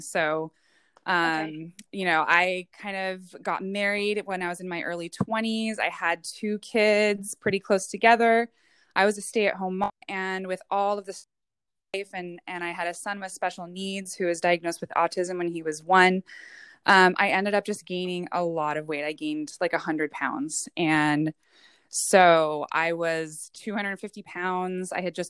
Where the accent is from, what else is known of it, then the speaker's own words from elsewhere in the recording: West Coast, United States; also born or lived in Hawaii / Oregon / San Diego; So I was actually born in Hawaii, raised most West Coast, whether it was in Oregon or California, but have spent the majority of my life in the San Diego area.